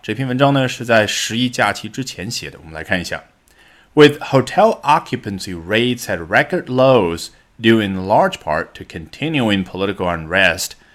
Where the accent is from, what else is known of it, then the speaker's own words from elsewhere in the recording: China; 我们中文